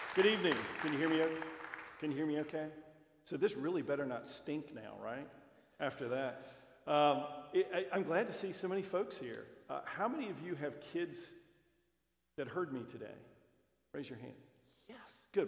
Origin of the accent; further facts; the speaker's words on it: Roanoke, Virginia, United States; my wife and I both grew up in Roanoke. I'm one of five, she's one of five. Our hometown